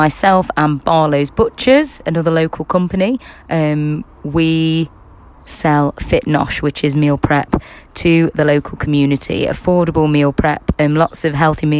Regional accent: Kirkby in Ashfield, East Midlands, United Kingdom; I was born and bred in Kirkby in Ashfield, and that's, if you don't know where Kirkby in Ashfield is, it's in Nottinghamshire, England.

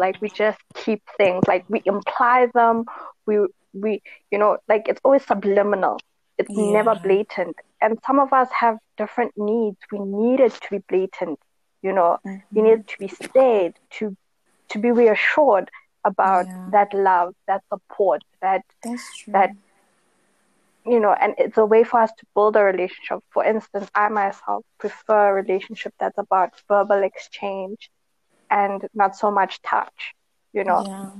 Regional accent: South Africa; What I know, being a South African as well, that especially a colored South African

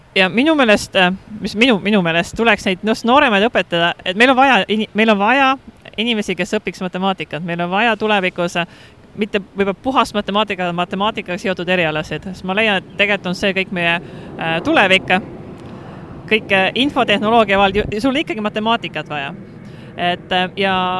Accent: Estonia; moved away as an adult; now in Hong Kong; ma olen Eestist

